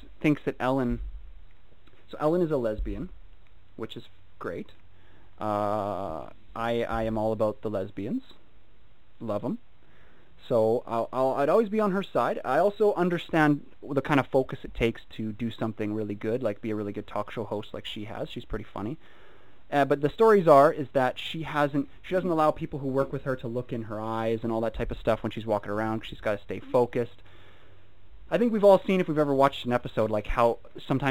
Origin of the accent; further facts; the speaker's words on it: United Kingdom; I'm British